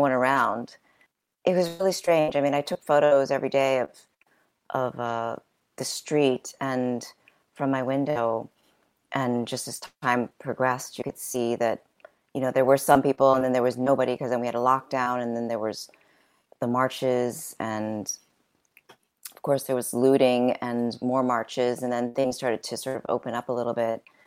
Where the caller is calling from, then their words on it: New York, United States; I'm calling from New York